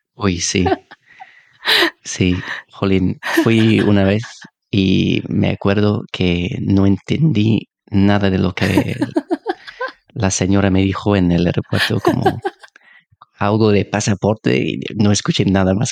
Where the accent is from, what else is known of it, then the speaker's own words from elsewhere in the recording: United Kingdom; Spanish is a second language; soy del Reino Unido